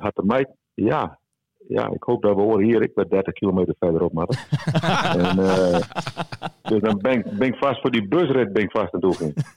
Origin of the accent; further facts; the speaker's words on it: Friesland, Netherlands; accent: Frisian; Praat ik gewoon Fries